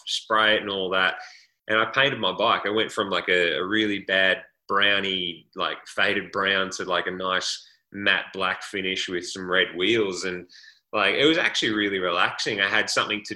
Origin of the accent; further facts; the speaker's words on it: Australia; moved away as an adult; as Australian punters, not just punters, actually as Australian college athletes in a different country